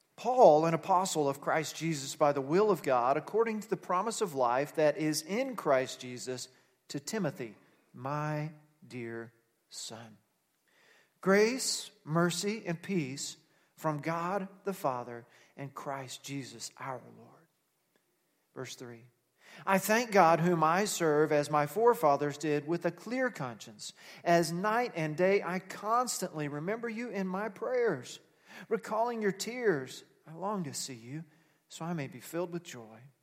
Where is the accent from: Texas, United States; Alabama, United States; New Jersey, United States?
Texas, United States; now in Nebraska, United States; I'm from Texas, so I can say howdy, even though I've lived in Nebraska a long time